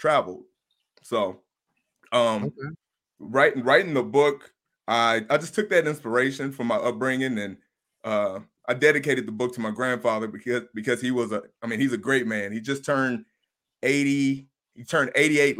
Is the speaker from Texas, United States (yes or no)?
no; Blytheville, Arkansas, United States; moved away as an adult; also born or lived in Denver / Los Angeles; now in Las Vegas, United States; It's in the northeast part of Arkansas. It's called Blytheville.